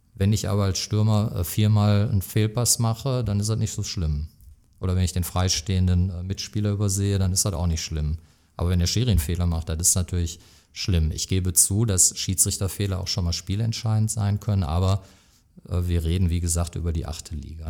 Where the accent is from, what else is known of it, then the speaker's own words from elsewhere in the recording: Oberhausen, North Rhine-Westphalia, Germany; ich bin gebürtiger Stärkrader, das kommt dazu. Und ich bin auch durchaus stolz, Oberhausener zu sein